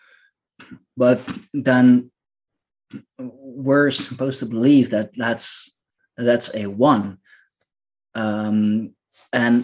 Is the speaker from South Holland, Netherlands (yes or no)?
yes; Leiden, South Holland, Netherlands; here in my hometown. And I know that the city of Leiden is quite an old city